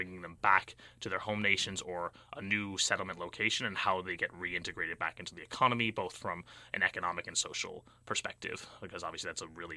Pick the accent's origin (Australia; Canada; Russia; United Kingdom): United Kingdom; moved away as an adult; also born or lived in Bay Area, California, United States / London; now in Berkeley, United States; So I spent the majority of my youth in the United Kingdom